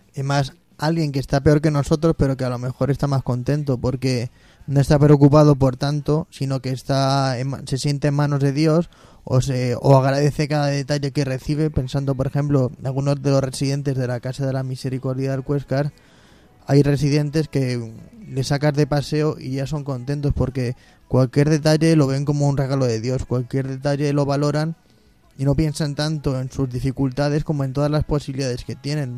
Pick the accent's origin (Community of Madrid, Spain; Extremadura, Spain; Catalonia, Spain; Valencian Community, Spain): Community of Madrid, Spain; Móstoles; yo soy de Monsters